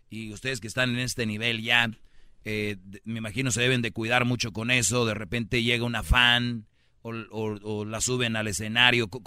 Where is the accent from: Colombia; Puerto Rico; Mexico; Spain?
Mexico; Michoacán; Ya sé, yo soy de Michoacán, güey. Vamos adelantados nosotros.